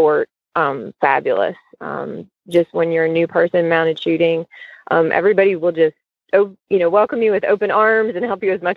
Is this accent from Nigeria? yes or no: no; Cincinnati, Ohio, United States; I grew up in Cincinnati